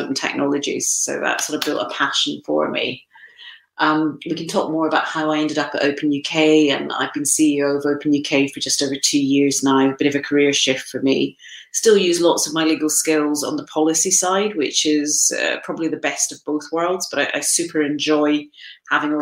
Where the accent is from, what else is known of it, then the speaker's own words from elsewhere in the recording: Crieff, Scotland, United Kingdom; moved away as an adult; also born or lived in United States / Amsterdam; now in London, United Kingdom; I started out growing up in Crieff and small town Scotland.